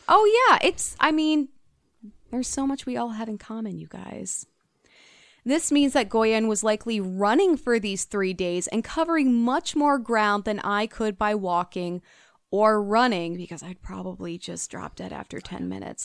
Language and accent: English; United States; I grew up in the United States